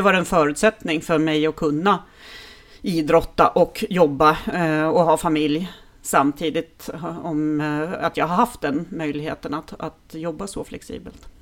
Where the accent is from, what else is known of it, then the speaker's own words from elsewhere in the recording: Härnösand, Norrland, Sweden; jag är ju uppvuxen i Norrland